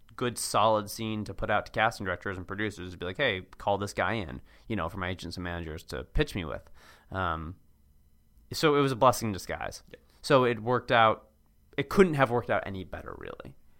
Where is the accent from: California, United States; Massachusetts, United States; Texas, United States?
Massachusetts, United States; Cambridge; moved away as an adult; also born or lived in Washington, D.C.; now in Los Angeles, United States; I grew up in Cambridge